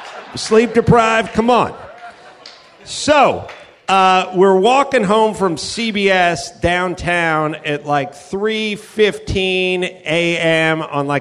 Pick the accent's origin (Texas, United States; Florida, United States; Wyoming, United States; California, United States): California, United States; I'm from California